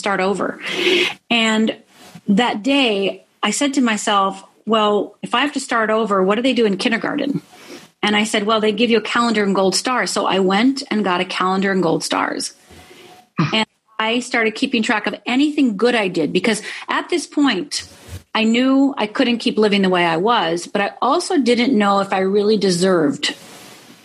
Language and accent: English; Midwest, United States; I grew up in the Midwest. I'm Finnish heritage